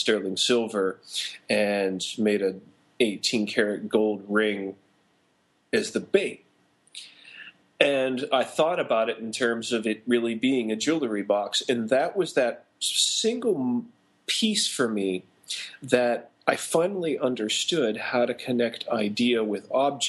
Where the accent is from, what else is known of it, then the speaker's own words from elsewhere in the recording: Pittsburgh, Pennsylvania, United States; moved away as an adult; also born or lived in Illinois; I was born and raised in Pittsburgh, Pennsylvania